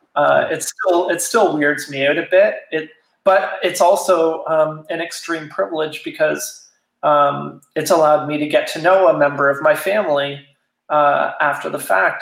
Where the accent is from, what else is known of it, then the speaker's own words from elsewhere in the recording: Toronto, Ontario, Canada; moved away as an adult; now in Wellington, Canada; I grew up in Toronto, but I've been living in, in this area of small towns for the last 20 years, essentially.